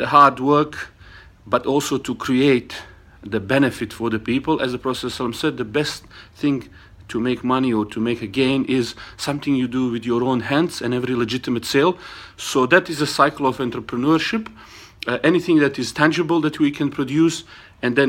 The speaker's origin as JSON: {"language": "English", "country": "Bosnia & Herzegovina", "tie": "born or raised there", "moved": "yes", "lives_now": "Australia", "said": "originally I was born in Bosnia, I live in Australia"}